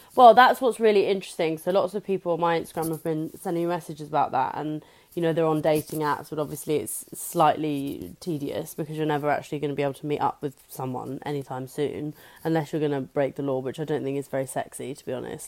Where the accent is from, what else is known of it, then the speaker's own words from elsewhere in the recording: England, United Kingdom; as an English person